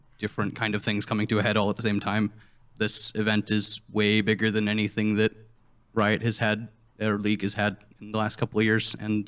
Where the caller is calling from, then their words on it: Buffalo, New York, United States; Buffalo, New York.